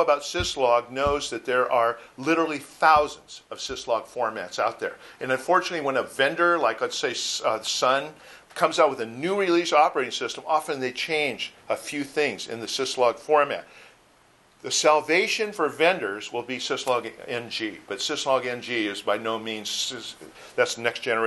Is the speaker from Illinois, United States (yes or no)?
yes; Chicago, Illinois, United States; now in Southern California, United States; I'm from Chicago originally, so I'm used to it